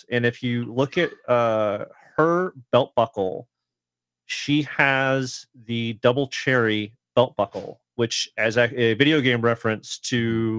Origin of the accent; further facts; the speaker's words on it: Southern California, United States; I grew up in Southern California.